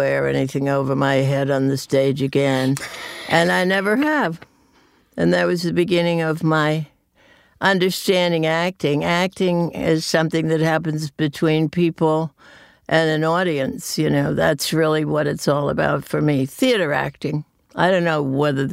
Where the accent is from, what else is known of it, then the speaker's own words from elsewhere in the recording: New England, United States; I'm from New England. And I'm from an old New England family back to 1632